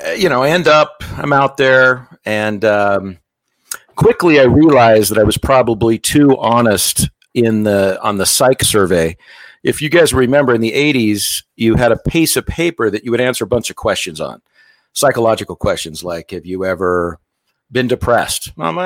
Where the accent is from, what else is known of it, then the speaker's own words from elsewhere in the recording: Las Vegas, Nevada, United States; I was born and raised in Vegas and got time to go on a mission, you know, active family, active in the church.